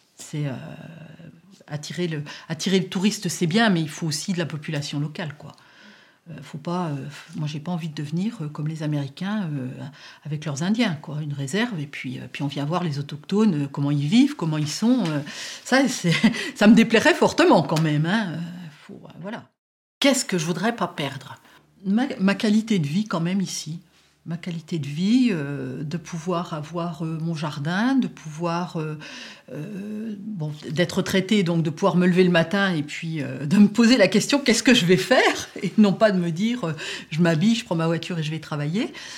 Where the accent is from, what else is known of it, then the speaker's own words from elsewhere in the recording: area of Roussillon-en-Morvan, near Autun, Bourgogne-Franche-Comté, France; quand j'étais petite, on allait à Roussillon. À Roussillon, il y avait tous les commerces.